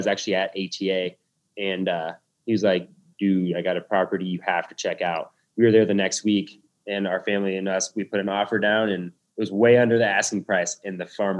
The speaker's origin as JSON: {"language": "English", "town": "Lincoln", "region": "Nebraska", "country": "United States", "said": "We are from Lincoln, Nebraska."}